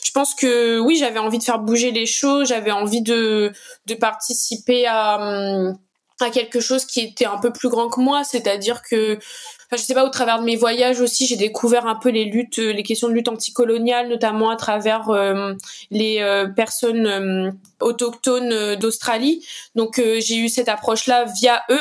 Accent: Saint-Benoît, Réunion; also born or lived in Saint-Denis, Réunion; je suis originaire de l'Est de l'île, plus précisément de Saint-Benoît

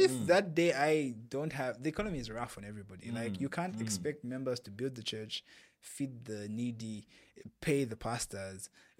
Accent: Zambia; And I'm saying this because in my home country, Zambia.

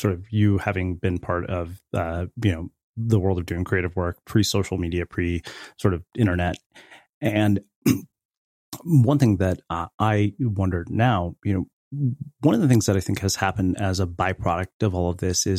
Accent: India; growing up in the Indian culture

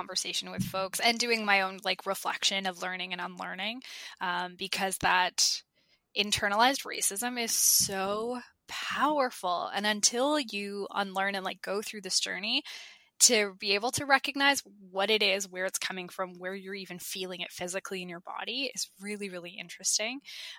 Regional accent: Toronto, Ontario, Canada; My parents, bless their heart, but as immigrants, I was born and raised in Toronto, but my parents immigrated from Eritrea.

